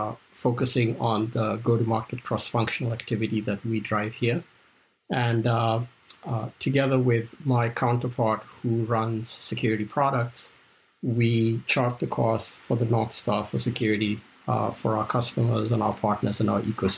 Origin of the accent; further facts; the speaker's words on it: Kenya; also born or lived in South Africa; I grew up in Kenya and South Africa, and Formula One was one of those international events that I realized the whole world was watching every 2 weeks.